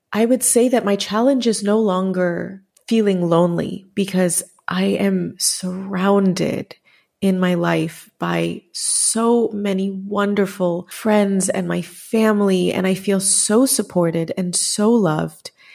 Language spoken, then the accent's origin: English; Chicago, Illinois, United States; Growing up in Chicago, I think I was probably the only Indian in my class